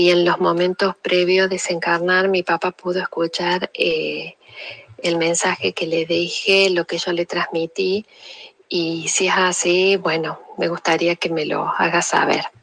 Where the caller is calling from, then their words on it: Argentina; de Argentina.